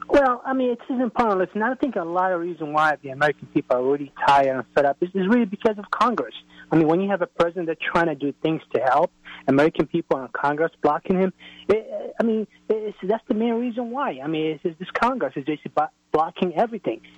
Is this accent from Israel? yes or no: no; Somalia; now in Manassas, United States; I'm a originally from Somalia, and I worked in the military as a translator